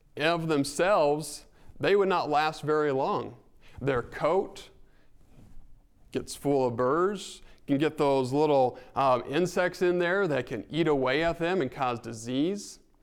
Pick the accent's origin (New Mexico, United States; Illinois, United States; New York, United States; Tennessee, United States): New Mexico, United States; northern; moved away; Growing up in New Mexico